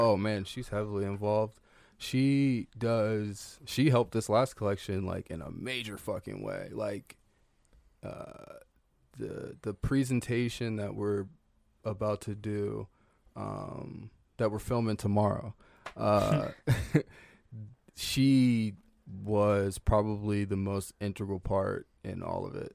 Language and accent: English; the South, United States; I'm from the South